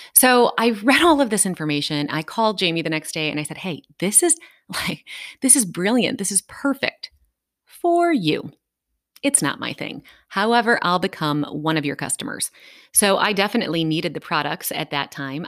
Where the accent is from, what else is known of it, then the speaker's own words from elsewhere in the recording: Dayton, Ohio, United States; I am from Dayton, Ohio.